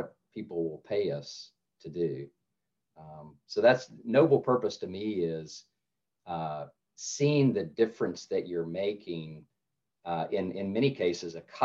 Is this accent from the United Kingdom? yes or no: no; North Carolina, United States; I grew up in North Carolina